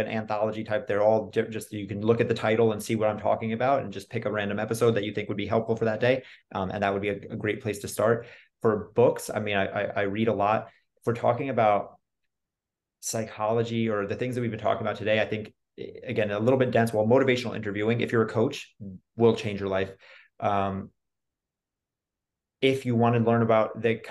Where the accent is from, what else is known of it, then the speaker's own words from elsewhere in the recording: New York, United States; I'm also from New York